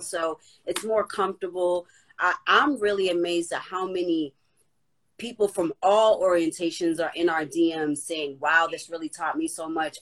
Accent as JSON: {"language": "English", "town": "Boston", "region": "Massachusetts", "country": "United States", "tie": "born or raised there", "said": "Boston, that's my hometown"}